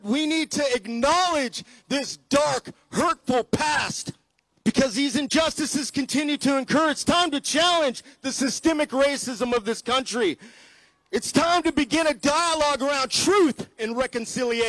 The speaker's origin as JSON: {"language": "English", "country": "United States", "moved": "yes", "lives_now": "Australia", "said": "as an African American man"}